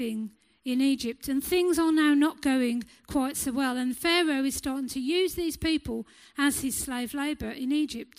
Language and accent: English; England, United Kingdom; us as English people